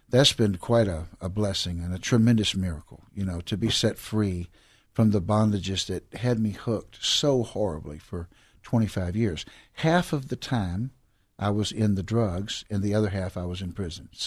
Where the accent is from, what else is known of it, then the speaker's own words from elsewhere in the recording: Houston, Texas, United States; I grew up right here in Houston, Texas, southeast side of Houston, Texas, and I grew up kind of in that dropout generation of the '60s